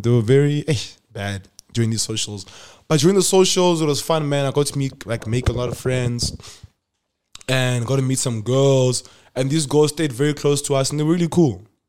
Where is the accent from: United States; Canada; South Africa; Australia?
South Africa; Polokwane, Limpopo; moved away as an adult; I'm from Polokwane